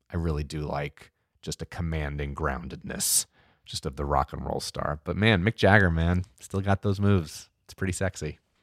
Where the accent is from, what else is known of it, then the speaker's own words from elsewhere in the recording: New Jersey, United States; I grew up in Central Jersey